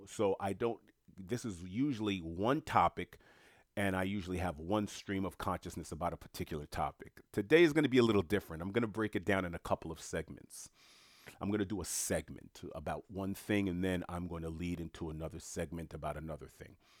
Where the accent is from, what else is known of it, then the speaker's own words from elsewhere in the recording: United States; I happen to be born and raised in the United States of America